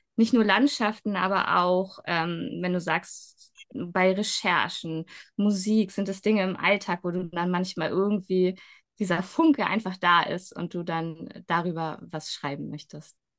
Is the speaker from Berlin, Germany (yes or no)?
no; Schleswig, Schleswig-Holstein, Germany; ich bin selbst ja in Schleswig aufgewachsen